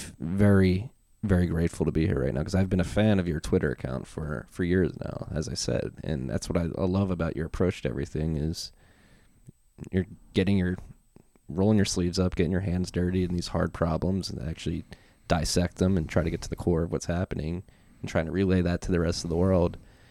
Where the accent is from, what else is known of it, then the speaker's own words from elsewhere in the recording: Frankfurt, Hesse, Germany; I grew up in Frankfurt, which is a bit further northeast.